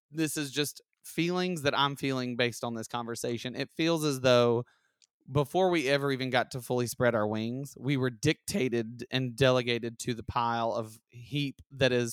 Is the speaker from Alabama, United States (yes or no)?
yes; Alabama, United States; But I was from I grew up in Alabama